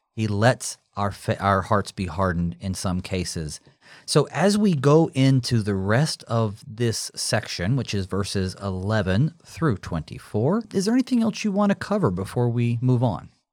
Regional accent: United States; we as American Christians

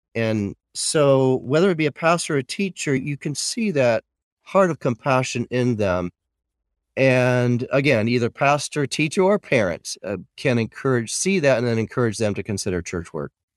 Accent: Michigan, United States; now in Plano, United States; I grew up in Michigan on a farm.

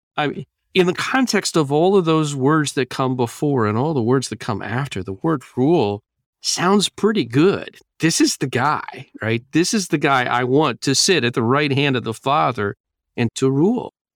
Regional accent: United States; as American Christians

